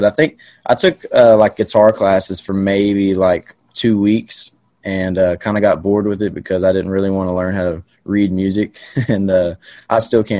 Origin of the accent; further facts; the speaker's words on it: Cat Spring, Texas, United States; I'm from Cat Spring, Texas. Born and raised right here, spent a lot of my time out in West Texas